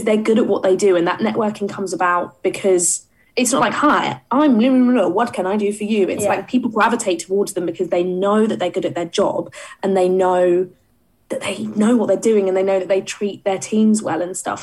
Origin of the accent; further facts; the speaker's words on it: Essex, East of England, United Kingdom; I didn't grow up in London, and I grew up in Essex